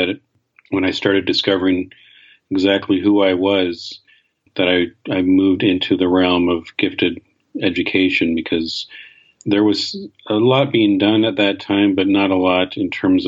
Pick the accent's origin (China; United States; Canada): Canada; I grew up in Canada